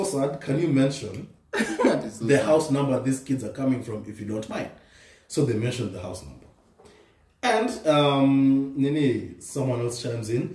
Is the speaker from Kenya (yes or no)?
yes; Western, Kenya; me and Tony were growing up in Western